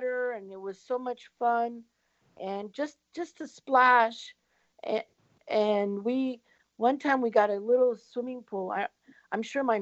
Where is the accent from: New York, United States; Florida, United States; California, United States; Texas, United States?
Florida, United States; Port Charlotte; I grew up in Port Charlotte